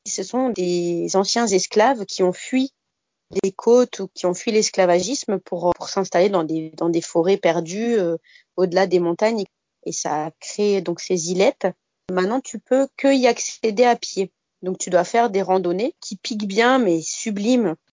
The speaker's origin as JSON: {"language": "French", "area": "Bas-Rhin, Alsace", "region": "Grand Est", "country": "France", "moved": "as an adult", "lives_now": "Saint-Pierre, Réunion", "said": "j'ai 30 ans et en fait je viens d'Alsace, plus exactement du bas"}